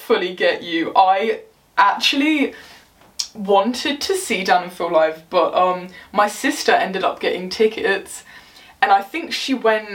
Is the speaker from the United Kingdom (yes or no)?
yes; England, United Kingdom; I'm English